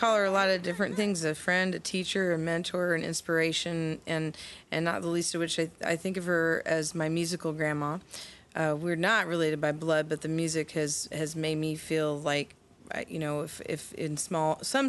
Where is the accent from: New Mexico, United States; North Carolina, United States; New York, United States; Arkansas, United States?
Arkansas, United States; Fayetteville; moved away; the home where I grew up in Fayetteville.